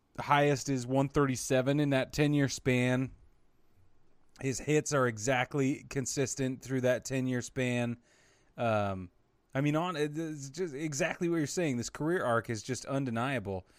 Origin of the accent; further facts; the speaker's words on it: Utah, United States; I grew up in Utah